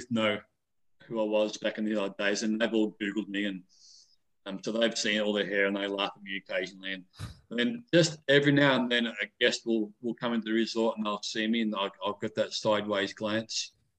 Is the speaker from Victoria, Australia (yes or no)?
yes; Melbourne, Victoria, Australia; moved away as an adult; now in Las Vegas, United States; people who are from Melbourne, where I actually grew up.